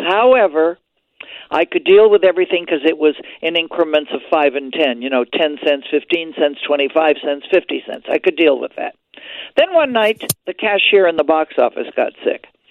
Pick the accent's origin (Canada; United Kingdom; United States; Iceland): Canada; Quebec; moved away; we're both Canadian born He's from Ontario, I'm from Quebec